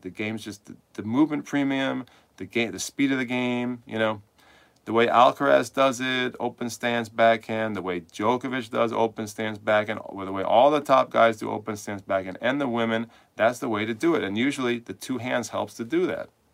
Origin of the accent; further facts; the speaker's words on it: New York City, New York, United States; moved away as an adult; now in Manchester, United States; I'm from New York City, but I'm here now